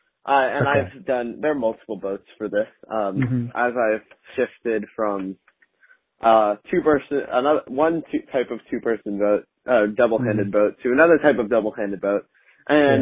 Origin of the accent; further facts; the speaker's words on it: Wisconsin, United States; moved away; I was born in Wisconsin, so I don't remember anything about Wisconsin in terms of going to church